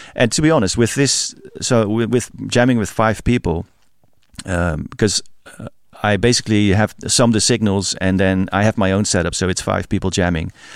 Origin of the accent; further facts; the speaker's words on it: Rotterdam, South Holland, Netherlands; my hometown, Rotterdam